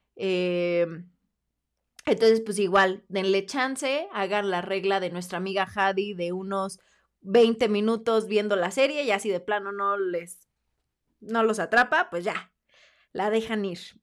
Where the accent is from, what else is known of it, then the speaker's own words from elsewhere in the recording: Mexico; nosotros como mexicanos